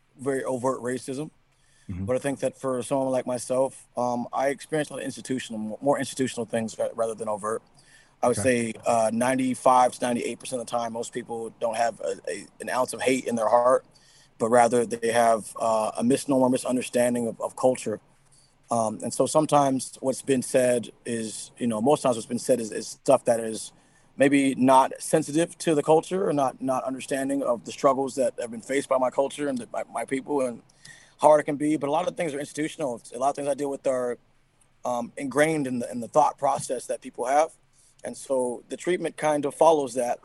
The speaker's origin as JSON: {"language": "English", "town": "Seattle", "region": "Washington", "country": "United States", "tie": "born or raised there", "said": "I'm from Seattle, Washington, man. Yeah, born and raised right here"}